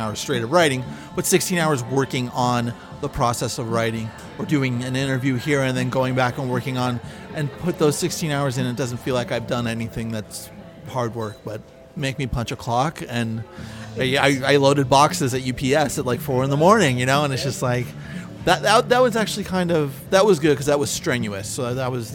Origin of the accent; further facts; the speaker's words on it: United States; growing up in the United States